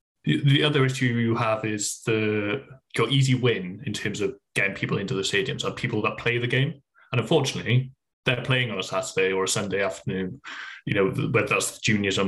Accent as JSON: {"language": "English", "region": "Wales", "country": "United Kingdom", "said": "we take for granted as Welsh people that the rugby is a simple game."}